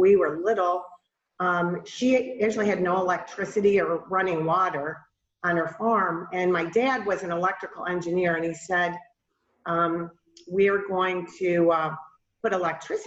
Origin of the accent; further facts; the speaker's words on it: outside of Buffalo, New York, United States; moved away as an adult; also born or lived in Georgia / Florida; I grew up outside of Buffalo, New York, in a small town